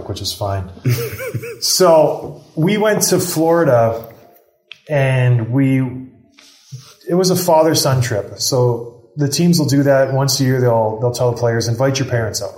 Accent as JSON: {"language": "English", "country": "Canada", "said": "I'm Canadian"}